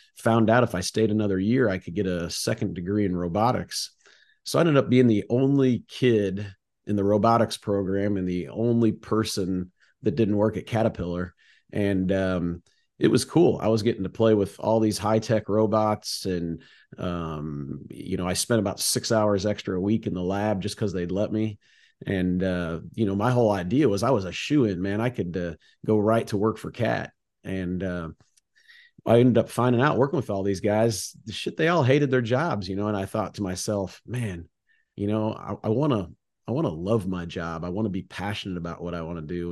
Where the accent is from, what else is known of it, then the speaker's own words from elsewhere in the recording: Rome, Illinois, United States; We grew up in the River Valley. Believe it or not, I'm a Roman. There's a little town called Rome that's just north of Peoria